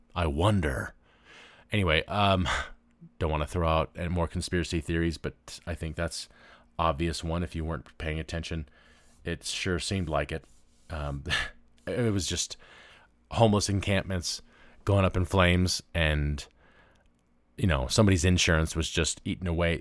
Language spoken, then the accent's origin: English; Memphis, Tennessee, United States; moved away; I grew up in Memphis, Tennessee